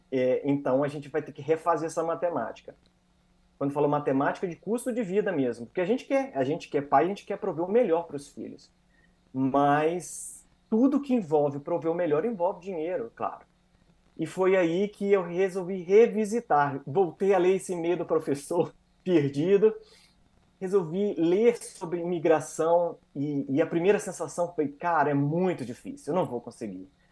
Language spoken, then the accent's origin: Portuguese; interior of Minas Gerais, Brazil; moved away as an adult; also born or lived in Espírito Santo, Brazil; now in Canada; apesar de ser mineiro, sou do interior de Minas Gerais